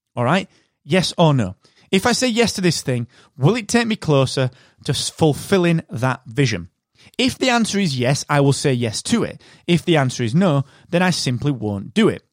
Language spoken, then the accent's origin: English; United Kingdom; I am that British podcast guy.